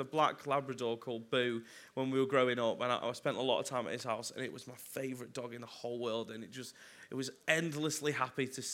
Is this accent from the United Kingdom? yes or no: yes; Chelford, North West England, United Kingdom; moved away as an adult; now in London, United Kingdom; I'm from like a little town called Chelford near Macclesfield, which no one has ever heard of because it's got two shops and a pub